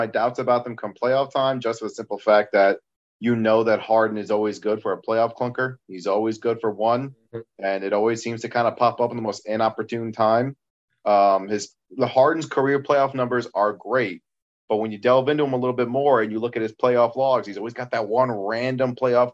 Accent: Michigan, United States; moved away; I'm actually from Michigan originally.

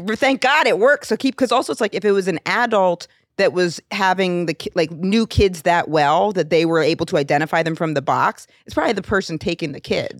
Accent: Rome, Maine, United States; In my hometown of Rome

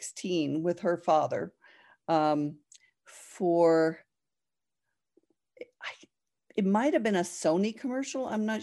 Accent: New Jersey, United States; No, I grew up in New Jersey.

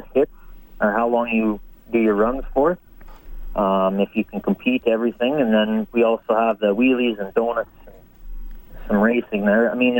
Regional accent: Edson, Alberta, Canada; I'm from Edson, Alberta.

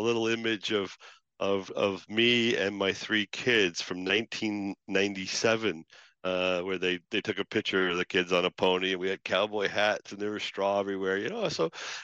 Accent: Canada; also born or lived in Toronto; We're Canadians through and through

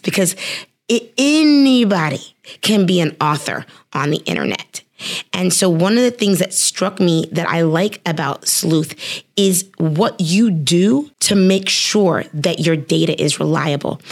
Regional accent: Cincinnati, Ohio, United States; Cincinnati, which is my hometown

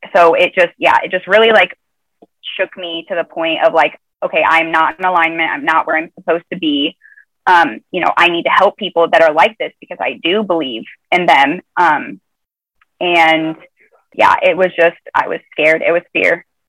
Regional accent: Nebraska, United States; moved away; I'm from Nebraska originally so it's a midwestern you know middle of the country

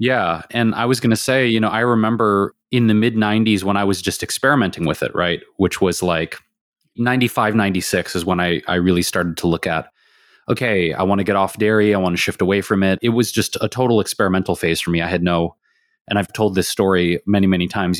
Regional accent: Detroit, Michigan, United States; now in Los Angeles, United States; growing up in Detroit

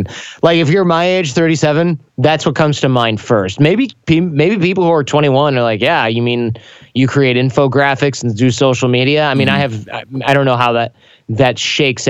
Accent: Michigan, United States; I grew up in Michigan

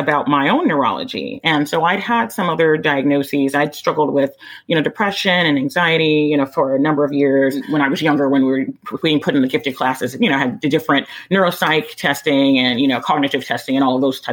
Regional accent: Texas, United States; born or raised there; also born or lived in Midwest, United States

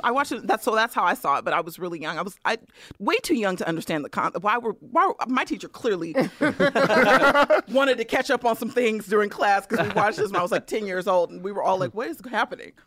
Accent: Bay Area, California, United States; I'm from the Bay Area

